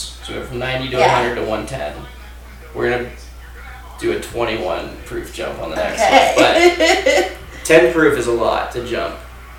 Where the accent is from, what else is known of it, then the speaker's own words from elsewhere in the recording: Bellflower, California, United States; moved away as an adult; now in Boise, United States; I grew up in Bellflower, which is like right next to like Long Beach.